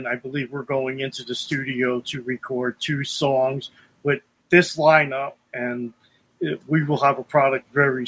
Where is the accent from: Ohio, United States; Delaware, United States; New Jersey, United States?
New Jersey, United States; Bergen County; also born or lived in Lodi, New Jersey; now in Albrightsville, United States; I'm from originally from Bergen County, New Jersey